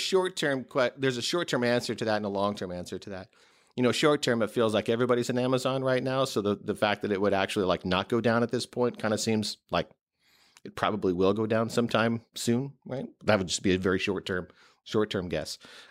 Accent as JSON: {"language": "English", "region": "West Coast", "country": "United States", "tie": "born or raised there", "also_born_or_lived": "Midwest", "lives_now": "New York, United States", "said": "No, not originally. I grew up on the West Coast and in the Midwest."}